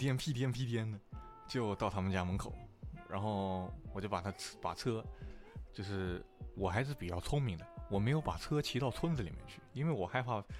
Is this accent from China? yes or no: yes; Guilin, Guangxi, China; 我们是桂林是没有没有粤语的，就是说桂林话跟普通话。